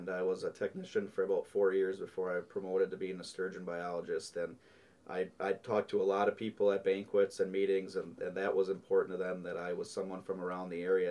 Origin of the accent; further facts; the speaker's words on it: Chilton, Wisconsin, United States; I grew up in Chilton, Wisconsin, so on the east shore of Lake Winnebago